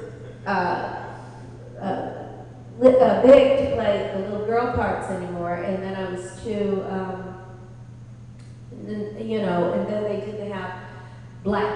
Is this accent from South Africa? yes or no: no; New York City, New York, United States; I was born and raised in New York City.